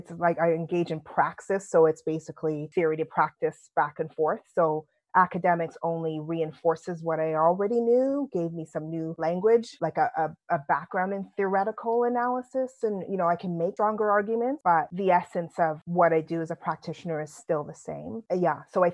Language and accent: English; Canada; accent: London accent by way of Canada; moved away as an adult; also born or lived in London, United Kingdom; now in United Kingdom; I was born in London, my lovely London accent by way of Canada. But so my dad was part of Windrush. So he came to this country invited as a police officer, then went into the military and then decided, hey, we're going to Canada. So we left.